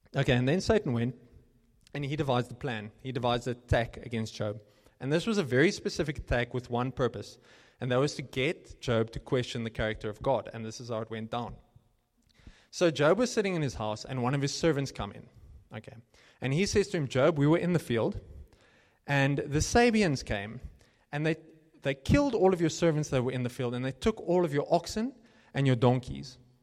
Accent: Cape Town, Western Cape, South Africa; moved away as an adult; now in Johannesburg, South Africa; when I came here from Cape Town

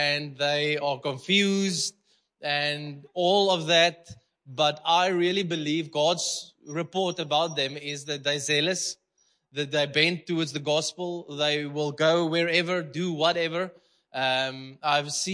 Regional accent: Malmesbury, Western Cape, South Africa; English is a second language; now in Potchefstroom, South Africa; I'm there from Malmesbury, okay? It's a small boer town.

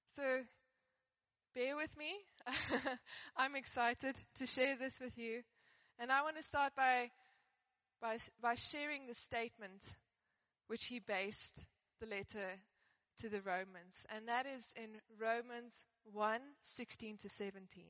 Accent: Johannesburg, Gauteng, South Africa; I grew up in Johannesburg

